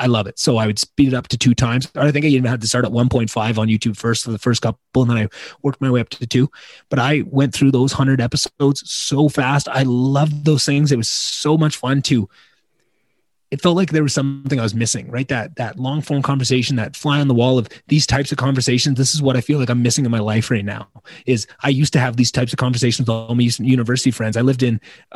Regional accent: Slave Lake, Alberta, Canada; moved away; also born or lived in Edmonton, Alberta; I moved back to my hometown, Slave Lake, Alberta

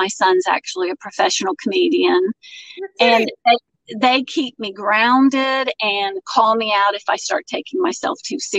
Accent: Florida, United States; moved away as an adult; now in Acworth, United States; Well, I grew up in Florida, but moved to Georgia the day after I graduated high school. Now I live in Acworth, Georgia, which is about 30 minutes north of Atlanta.

